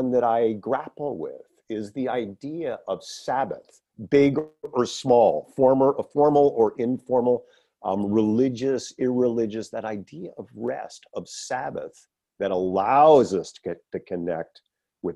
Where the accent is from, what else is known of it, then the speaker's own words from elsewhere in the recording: Northeast of the United States, United States; I grew up in the Northeast of the United States.